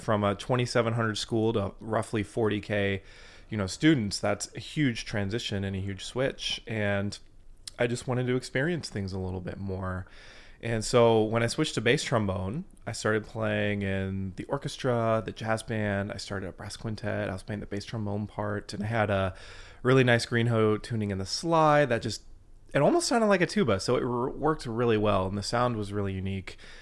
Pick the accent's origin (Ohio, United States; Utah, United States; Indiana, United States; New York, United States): Indiana, United States; Fort Wayne; I grew up in Fort Wayne, Indiana, so I'm a Hoosier